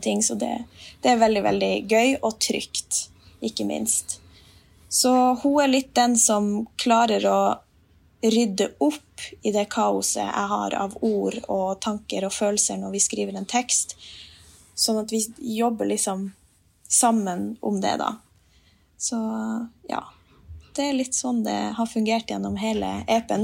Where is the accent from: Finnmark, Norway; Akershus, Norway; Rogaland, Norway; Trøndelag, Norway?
Finnmark, Norway; Jeg har jo naturen rundt meg hele tida når jeg er hjemme i Finnmark